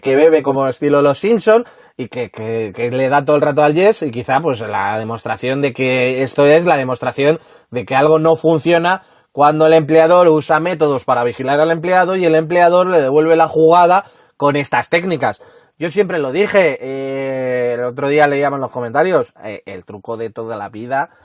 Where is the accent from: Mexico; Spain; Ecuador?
Spain; Madrid, Community of Madrid; en Madrid somos un poco kamikazes al volante